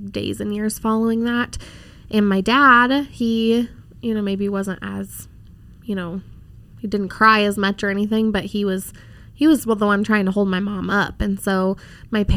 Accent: Colorado, United States; also born or lived in Boulder, Colorado; I was born in Colorado Springs, and we lived there until I was in elementary school, and then we moved down to the Boulder area.

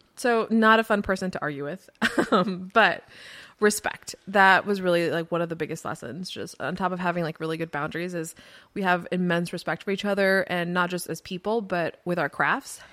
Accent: Florida, United States; moved away; I grew up in Florida

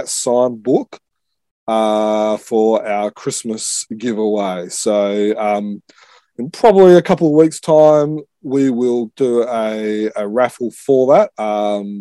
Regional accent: Australia; I'm Australian

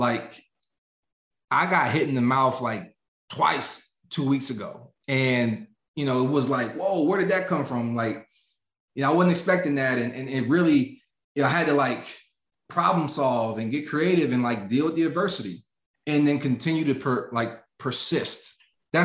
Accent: the richest county in Pennsylvania, United States; moved away; 35% poverty rate in my hometown, yet situated in the richest county in Pennsylvania

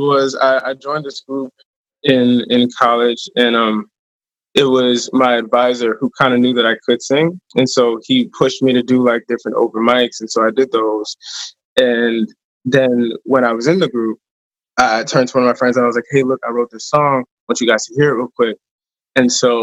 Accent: upstate New York, United States; moved away as an adult; also born or lived in Maryland; I'm from New York, or I'm from like more upstate

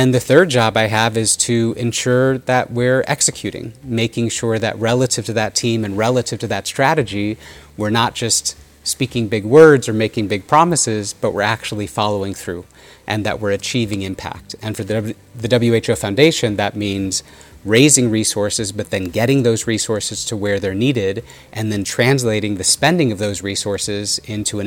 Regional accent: United States; growing up in the United States with them as parents

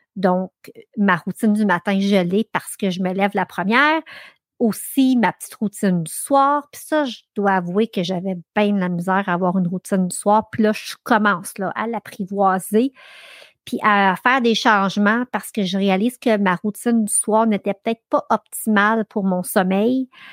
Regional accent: Ayer's Cliff, Quebec, Canada; j'ai grandi sur le lac Massawippi. J'ai grandi à Earthcliff, donc à l'autre bout de North Athlete.

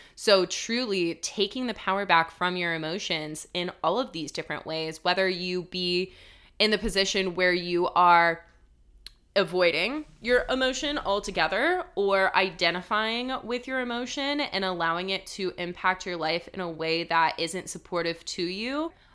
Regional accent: Colorado, United States; also born or lived in Denver, Colorado; When I moved from my hometown in Colorado to Denver, Colorado, which was a big move for me. I was eighteen years old

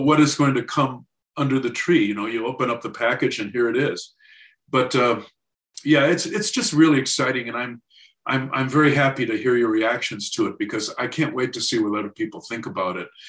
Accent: Racine, Wisconsin, United States; I grew up in Racine, Wisconsin.

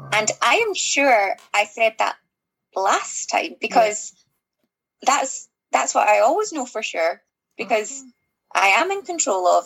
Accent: Glasgow, Scotland, United Kingdom; I'm from Glasgow

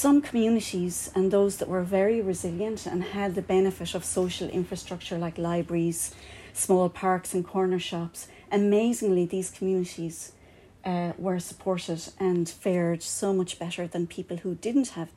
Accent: Kerry, Munster, Ireland; now in Cork, Ireland; I'm not from here. I have to tell you, no, I'm from Kerry

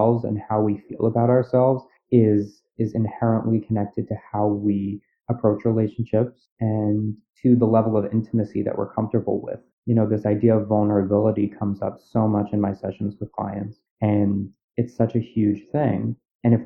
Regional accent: New York City, New York, United States; I'm from Staten Island, I live on Staten Island

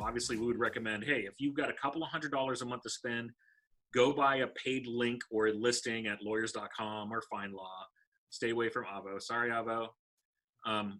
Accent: Los Angeles, California, United States; now in North Carolina, United States; I grew up in Los Angeles.

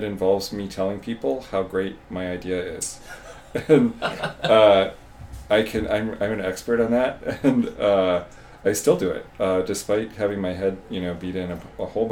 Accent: Canada; moved away as an adult; also born or lived in Chicago, United States; now in Cambridge, United States; I grew up in Canada. I moved to the United States when I was a young man

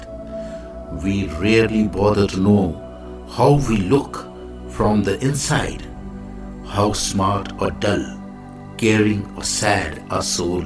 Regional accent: India; I am the Indian monk.

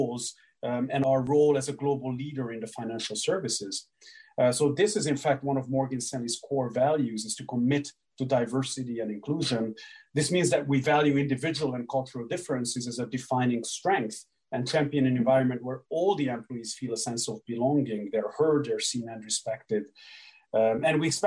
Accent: Hungary; moved away; growing up in Hungary, team competitions were a big, big part of our chess education

